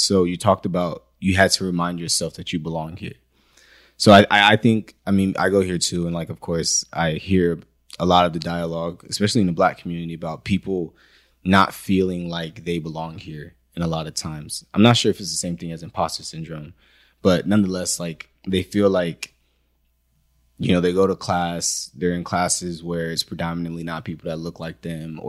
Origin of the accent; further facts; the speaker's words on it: Nigeria; It's funny because we're both Nigerian, but yeah, no.